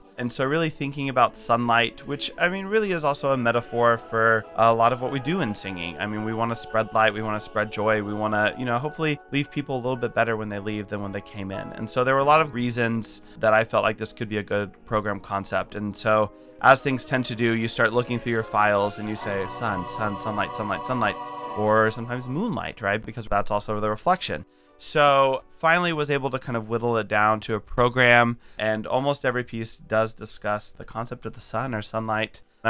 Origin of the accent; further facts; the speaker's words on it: Huntsville, Alabama, United States; I grew up in Huntsville, Alabama. I lost the accent because one of my first choral conducting teachers said, your vowels are not good, …, so you need to fix those so the choirs can sing in tune.